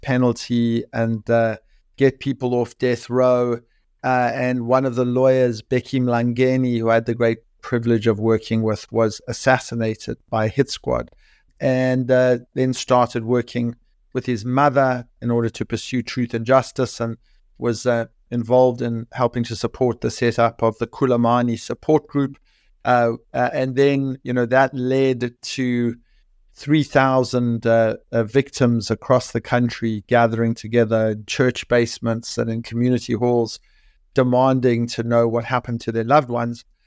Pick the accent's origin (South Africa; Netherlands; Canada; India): South Africa; moved away as an adult; now in London, United Kingdom; I grew up in South Africa in the nineteen eighties